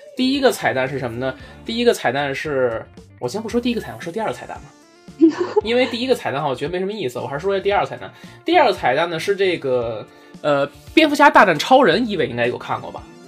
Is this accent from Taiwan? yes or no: no; Beijing, China; 我作为一个北京人说四川话来讲啊，就是有点绕口